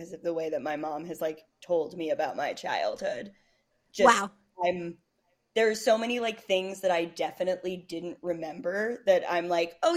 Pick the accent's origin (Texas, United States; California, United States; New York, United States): New York, United States; Westchester County; moved away as an adult; also born or lived in Bronx, New York / Montreal, Canada; I grew up mostly in Westchester, and then I went to school in Canada in McGill